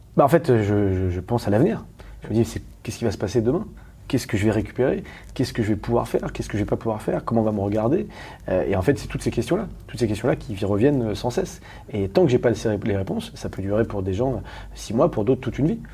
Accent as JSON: {"language": "French", "town": "Paris", "region": "Île-de-France", "country": "France", "said": "je suis parisien"}